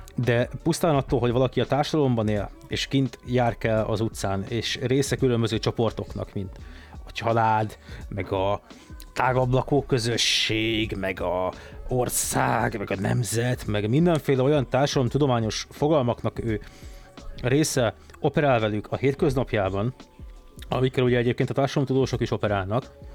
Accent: Budapest, Hungary; Én a Havana lakótelepen nőttem föl

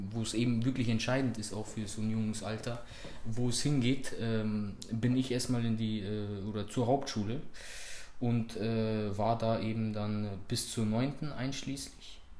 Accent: Munich, Bavaria, Germany; ich bin hier in München geboren und aufgewachsen, Münchner Norden.

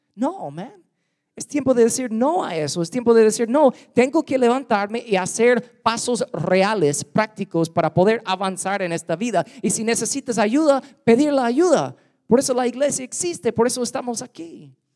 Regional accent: United States; Spanish is a second language; also born or lived in Guatemala; now in Louisiana, United States; soy gringo

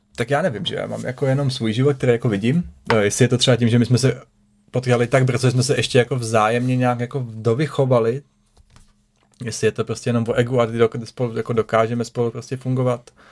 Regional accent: Prague, Czechia; moved away as an adult; now in Central Bohemia, Czech Republic; já jsem se narodil v Praze, že jo. Žil jsem vlastně celý život v Praze

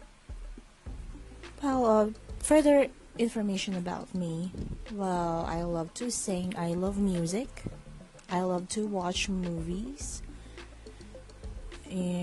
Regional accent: Philippines; English is a second language; I'm from the Philippines, so my English may not be as perfect

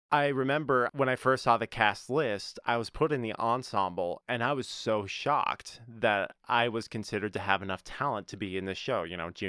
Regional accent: North Carolina, United States; born there; Yes, I was born in North Carolina. I was not born in Utah.

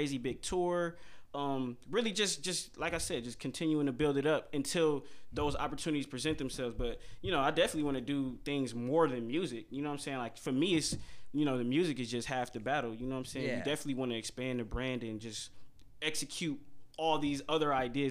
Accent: Milwaukee, Wisconsin, United States; I grew up on Villard. You know what I'm saying? I grew up around like all over, really. Yeah. But like, you know, I spent a lot of my time on Villard

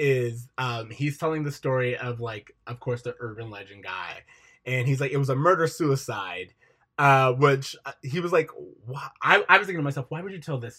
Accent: Florida, United States; as someone who grew up in Florida and therefore no mountain ranges

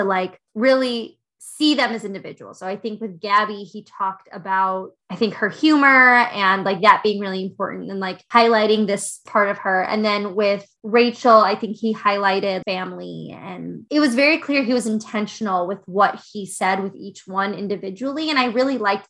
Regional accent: outside of Chicago, Illinois, United States; Now I live in Chicago. I grew up outside of Chicago

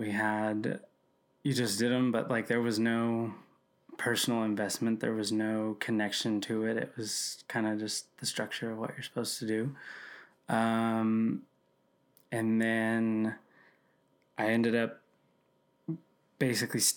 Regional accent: South Florida, United States; now in Chattanooga, United States; I'm originally from South Florida. I live in Chattanooga, Tennessee now

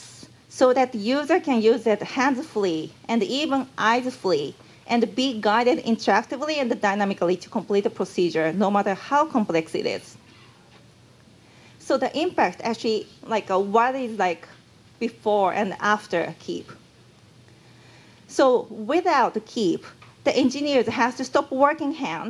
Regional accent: Japan; accent: Japanese; English is a second language; Maybe you found me Japanese from my accent.

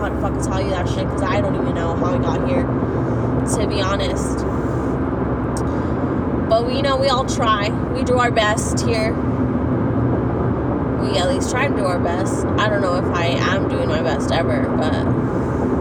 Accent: California, United States; moved away; I was raised in California

